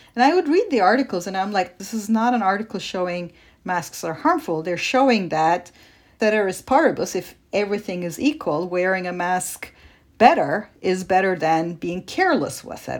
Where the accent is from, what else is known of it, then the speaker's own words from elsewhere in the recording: Turkey; moved away; I grew up in Turkey